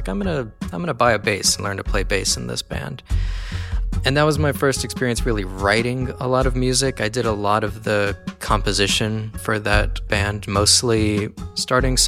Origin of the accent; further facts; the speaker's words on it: Southwest Louisiana, United States; now in California, United States; I grew up in Southwest Louisiana